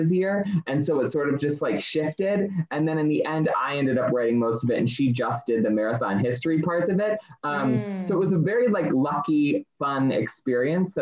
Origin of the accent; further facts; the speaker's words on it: Michigan, United States; moved away; I'm originally from Michigan